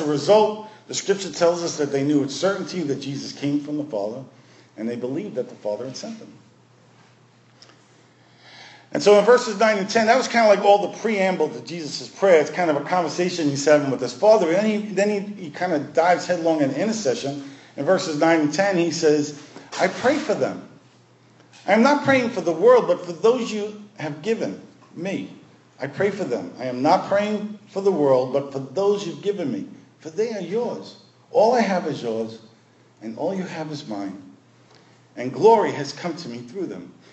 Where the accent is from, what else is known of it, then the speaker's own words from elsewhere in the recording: New York City, New York, United States; growing up in Brooklyn